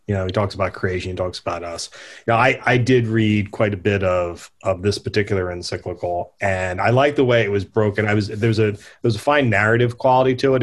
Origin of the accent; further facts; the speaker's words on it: United States; I'm an American